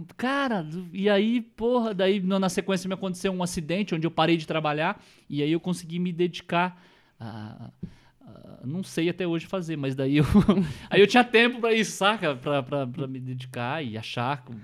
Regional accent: northern Paraná, Brazil; próximo lá de onde eu sou, do norte do estado

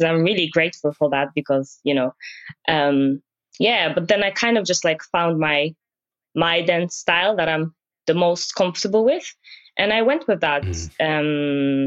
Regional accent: Poland; moved away as an adult; now in Aberdeen, United Kingdom; back home, uh, I'm from Poland

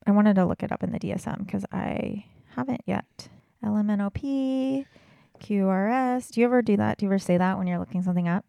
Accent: California, United States; moved away; growing up in California

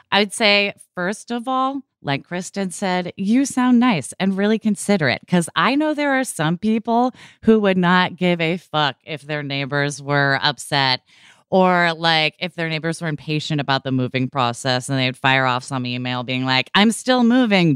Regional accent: Portland, Oregon, United States; growing up in Portland, Oregon

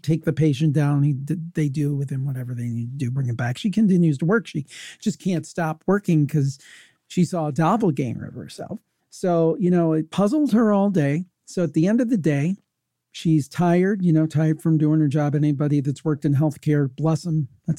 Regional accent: Cleveland, Ohio, United States; it did happen in my hometown.

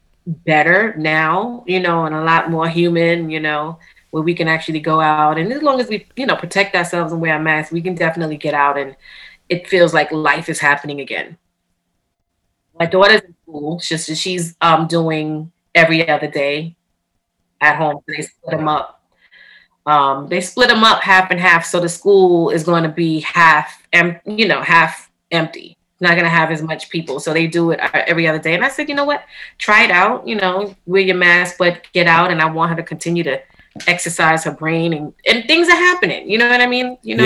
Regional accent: New York City, New York, United States; moved away as an adult; now in Long Island, United States; I'm born and raised in Queens, but I actually recently moved to Long Island, so I'm in Long Island now.

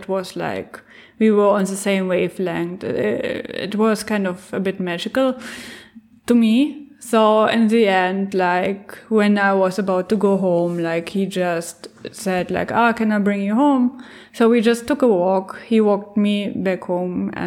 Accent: Germany; I'm German

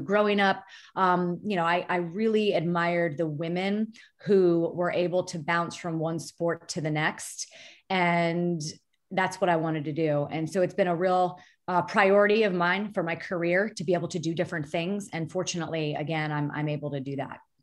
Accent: Florida, United States; I grew up in Florida

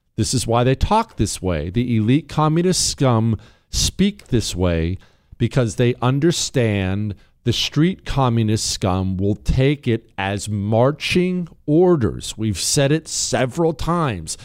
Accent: Montana, United States; I grew up in Montana

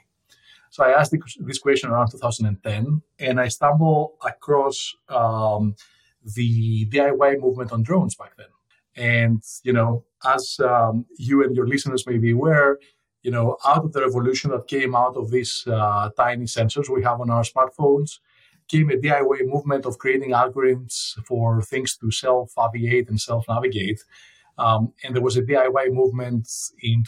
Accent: Athens, Attica, Greece; moved away; I grew up in Athens, Greece.

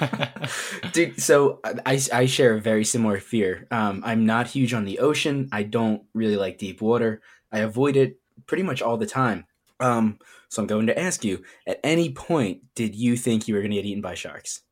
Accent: United States; I just happen to be born on this piece of land with the borders that constitute it as the United States.

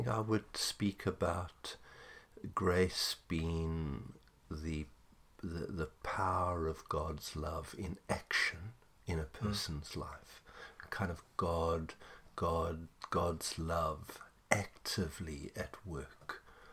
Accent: South Africa; that's part of our history as a South African.

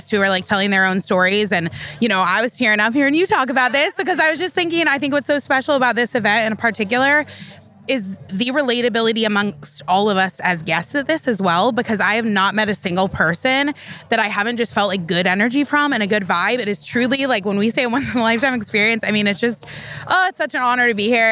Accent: Denver, Colorado, United States; now in California, United States; I'm originally from Denver, Colorado

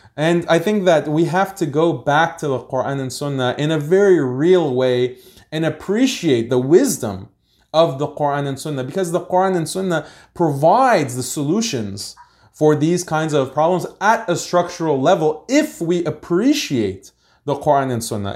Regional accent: United States; I was born in America, so I'm American

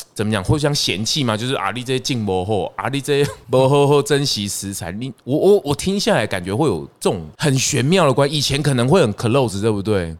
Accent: Changhua County, Taiwan; 那今天踏入我的故乡

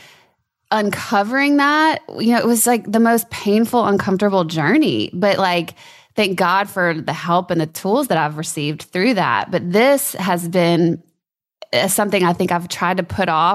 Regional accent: Louisiana, United States; I grew up in Louisiana

